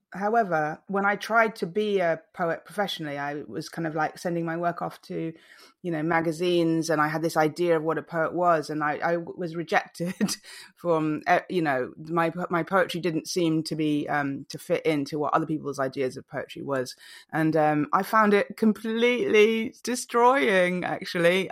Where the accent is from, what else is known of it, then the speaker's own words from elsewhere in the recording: Malaysia; also born or lived in England; now in London, United Kingdom; I grew up in Malaysia